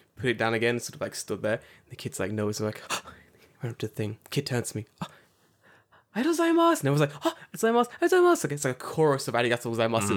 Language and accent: English; London, United Kingdom; now in Japan; we're from London